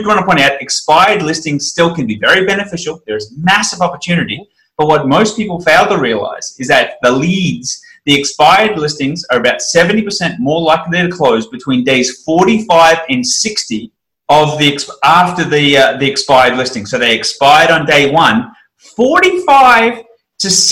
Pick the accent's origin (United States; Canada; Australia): Australia; I'm an Australian